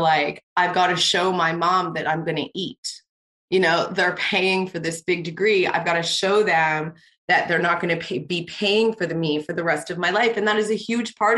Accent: Canada; I'm Canadian.

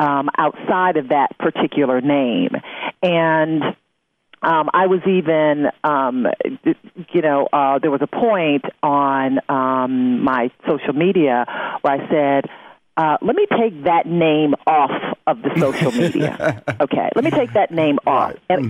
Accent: Detroit, Michigan, United States; born or raised there

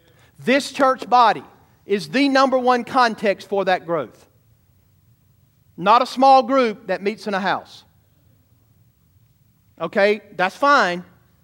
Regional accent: United States; I'm a transplant from Georgia, right? Or Alabama, whatever you want to say.

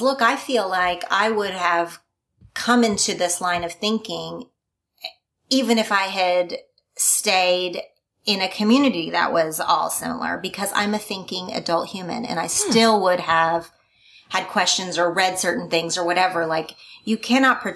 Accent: Oklahoma, United States; born or raised there; moved away; also born or lived in California

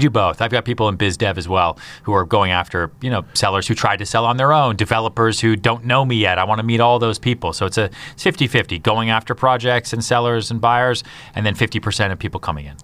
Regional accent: outside Boston, Massachusetts, United States; moved away as an adult; also born or lived in Houston, Texas / upstate New York; now in New York City, United States; I grew up outside Boston

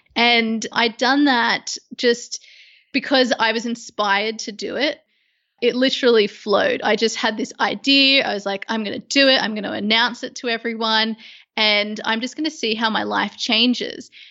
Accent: Sydney, New South Wales, Australia; moved away as an adult; now in London, United Kingdom; at the moment, I'm in London. I was originally from Sydney

